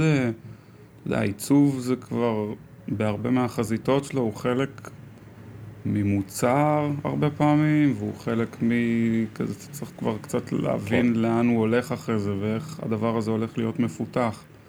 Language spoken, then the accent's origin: Hebrew; Karmei Yosef, Central District, Israel; also born or lived in South Africa; גדלתי בכרמי יוסף